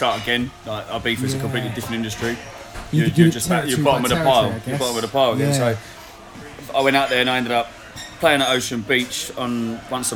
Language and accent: English; Epsom, South East England, United Kingdom; Epsom, technically. I'm from Epsom.